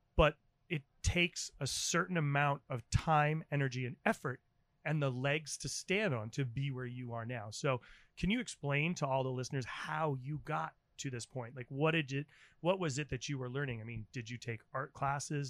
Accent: New England, United States; as a kid growing up in New England

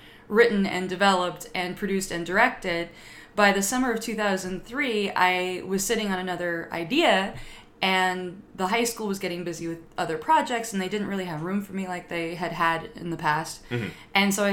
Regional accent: Lake Elsinore, California, United States; I grew up in Lake Elsinore, California.

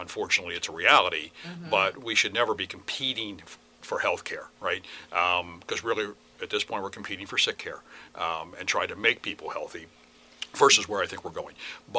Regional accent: Western Pennsylvania, United States; moved away as an adult; also born or lived in Pittsburgh / Minnesota; now in Harford County, Maryland, United States; I grew up in Western Pennsylvania.

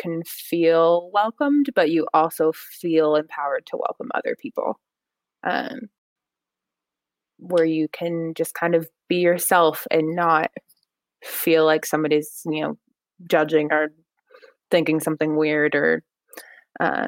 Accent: Lincoln, Nebraska, United States; moved away as an adult; now in England, United Kingdom; Her hometown is also my hometown

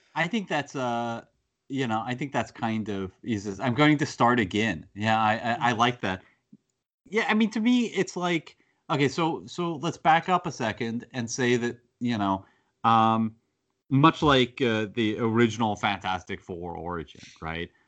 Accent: United States; I'm an American

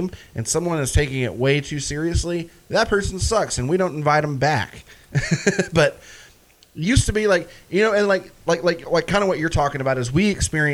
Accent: Red Bank, Tennessee, United States; also born or lived in Soddy-Daisy, Tennessee; I grew up in Red Bank and then Soddy

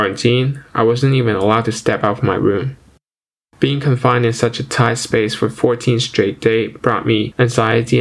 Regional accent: China; moved away as an adult; now in Ottawa, Canada

